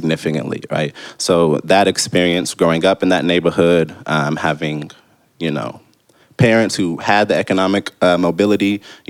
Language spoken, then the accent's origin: English; Oklahoma City, Oklahoma, United States; I'm from Oklahoma City